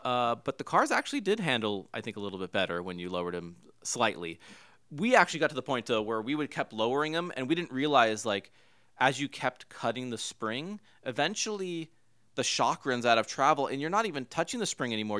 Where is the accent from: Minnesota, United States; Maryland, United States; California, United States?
California, United States; Huntington Beach; I grew up in Huntington Beach, California